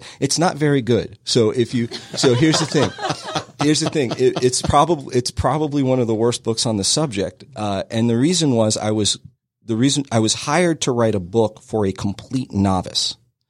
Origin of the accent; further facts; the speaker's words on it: New Jersey, United States; We're from Jersey